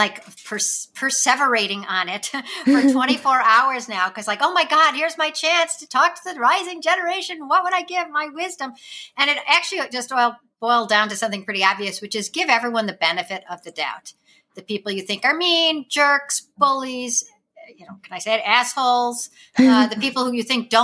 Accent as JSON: {"language": "English", "town": "Wilmette", "region": "Illinois", "country": "United States", "tie": "born or raised there", "said": "I grew up in the suburbs of Chicago"}